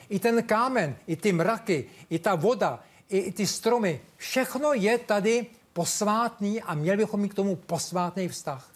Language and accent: Czech; Czechia; já jsem Čech, tady jsem vychován